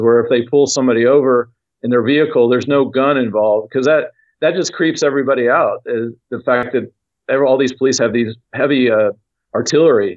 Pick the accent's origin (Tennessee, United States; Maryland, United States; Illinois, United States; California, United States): Tennessee, United States; Knoxville; Knoxville, Tennessee, which is my hometown.